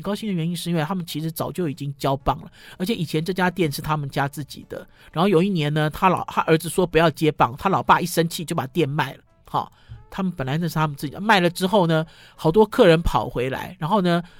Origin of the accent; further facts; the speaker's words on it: Sanchong, New Taipei, Taiwan; 我从小虽然住在三重，哈，跨过了，呃，中心桥